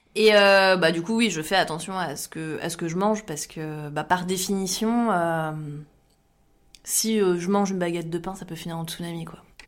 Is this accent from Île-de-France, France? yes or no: no; Champagne-Ardenne, Grand Est, France; now in Bordeaux, France; j'habite à Bordeaux, je travaille dans l'informatique et euh, je viens de Champagne-Ardenne